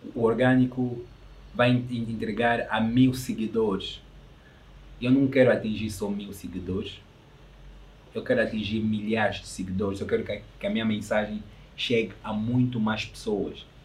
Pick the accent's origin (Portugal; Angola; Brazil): Angola; eu sou angolano